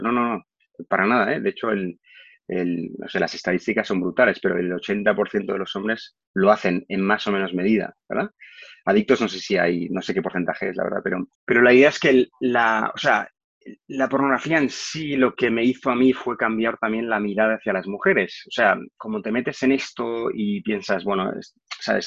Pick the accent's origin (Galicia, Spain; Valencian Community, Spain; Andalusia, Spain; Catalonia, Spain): Catalonia, Spain; Barcelona; also born or lived in Madrid; yo soy de Barcelona